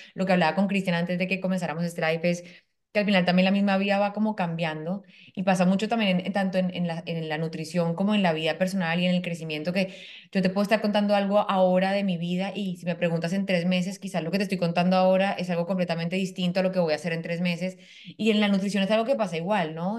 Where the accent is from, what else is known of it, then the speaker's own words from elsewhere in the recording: Colombia; moved away as an adult; now in Panama; yo soy colombiana, vivo en Panamá hace dos años